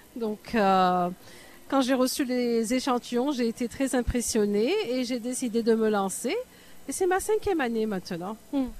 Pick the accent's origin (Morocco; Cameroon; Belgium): Morocco; moved away as an adult; also born or lived in United States / Paris, France / Canada; now in Toronto, Canada; je suis marocaine, j'ai grandi au Maroc, mais j'ai fait mes études aux États-Unis